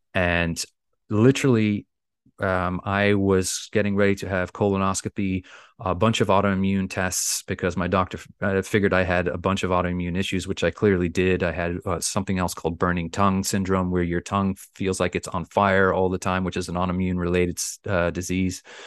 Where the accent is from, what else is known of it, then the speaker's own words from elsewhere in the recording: Bermuda; I'm from the beautiful island of Bermuda.